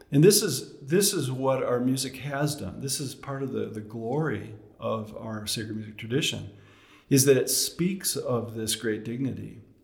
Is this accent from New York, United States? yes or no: no; Chicago, Illinois, United States; moved away; also born or lived in Massachusetts; I'm from Chicago originally